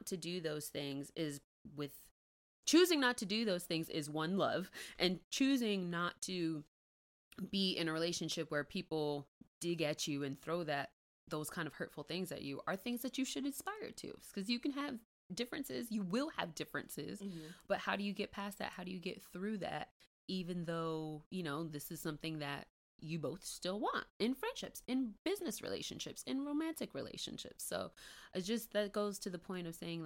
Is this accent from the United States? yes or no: yes; Miami, Florida, United States; I'm from Miami, born and raised in the county of Dade.